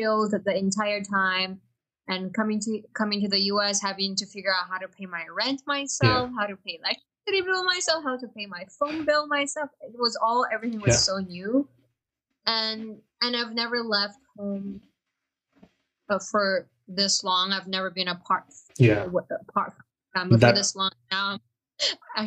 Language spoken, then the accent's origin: English; Beijing, China; English is a second language; moved away as an adult; also born or lived in Atush, Xinjiang (hometown) / Shanghai / Indiana, United States; now in United States; I was born and raised in Beijing